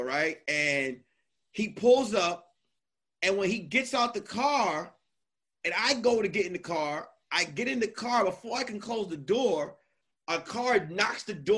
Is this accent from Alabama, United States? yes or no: no; New York, United States; I'm from New York